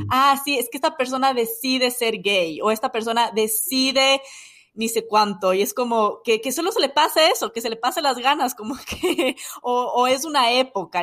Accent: Ecuador; moved away as an adult; now in United States; en mi país

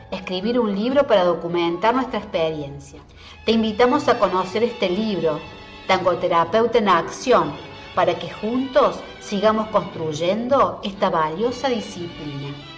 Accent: Buenos Aires, Argentina; yo soy nacida aquí en Buenos Aires

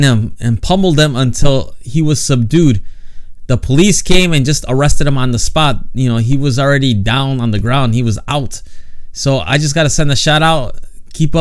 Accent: United States; moved away as an adult; now in Japan; I was born in the States and I was raised there

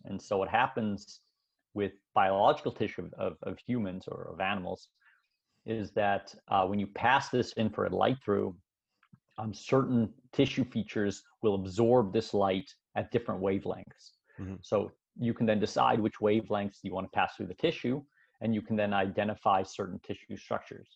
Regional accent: Canada; moved away as an adult; now in Switzerland; I was born in Switzerland, but my parents immigrated to Canada when I was young. So I actually went. Uh, I grew up in Canada

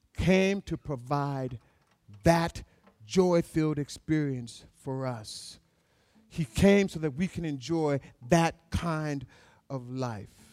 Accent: Alaska, United States; I was born and raised in Alaska

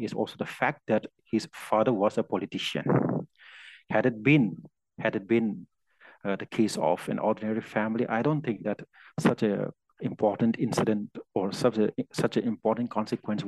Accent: India; also born or lived in Uttar Pradesh; I'm from India

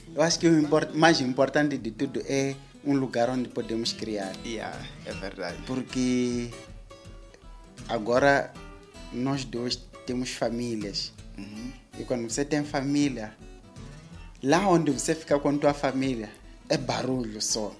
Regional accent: Mozambique; nós somos moçambicanos

